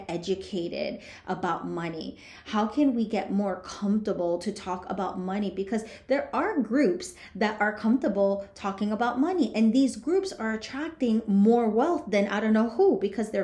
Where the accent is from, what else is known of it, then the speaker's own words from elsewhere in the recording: Union City, New Jersey, United States; I grew up in Union City, New Jersey, and I saw lots of poverty